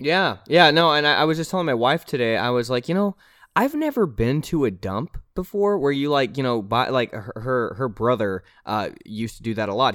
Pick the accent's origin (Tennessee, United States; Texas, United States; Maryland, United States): Tennessee, United States; Nashville; I'm from Nashville, Tennessee.